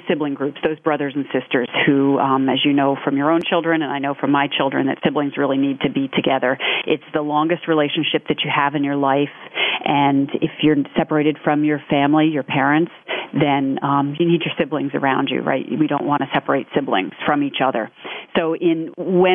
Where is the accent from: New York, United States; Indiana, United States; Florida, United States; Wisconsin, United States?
New York, United States; New York City; I'm from New York City